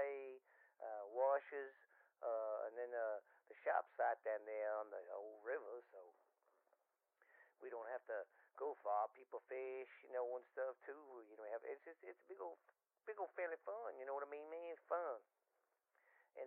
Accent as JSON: {"language": "English", "town": "Boothville", "region": "Louisiana", "country": "United States", "tie": "born or raised there", "said": "I was born here in Boothville, Louisiana, and I've lived here pretty much my whole life"}